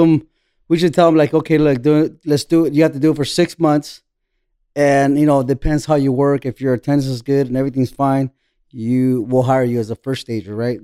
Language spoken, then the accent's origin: English; Buena Park, California, United States; moved away as an adult; now in Tijuana, Mexico; I grew up in Orange County, Buena Park